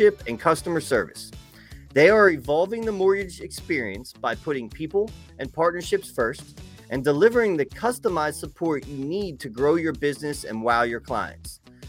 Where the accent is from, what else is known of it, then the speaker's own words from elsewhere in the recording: Philadelphia, Pennsylvania, United States; I'm from Philly